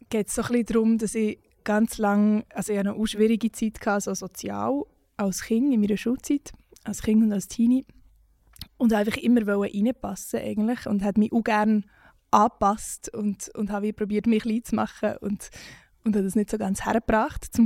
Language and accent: German; Switzerland; weil wir auch gewisse Privilegien haben, als Schweizer Musikschaffende